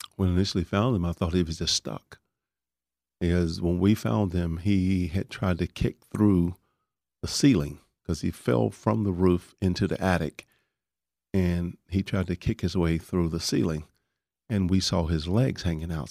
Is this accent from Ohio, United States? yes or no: no; Dallas, Texas, United States; also born or lived in Panhandle, outside Amarillo, Texas; I grew up in Oak Cliff